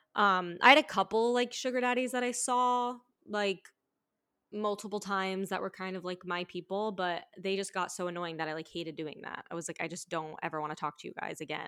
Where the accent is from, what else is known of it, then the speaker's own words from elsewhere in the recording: Florida, United States; moved away as an adult; also born or lived in New York; now in Los Angeles, United States; I've stripped in Florida, but, like, just in my hometown, like, really small, like, beach vibes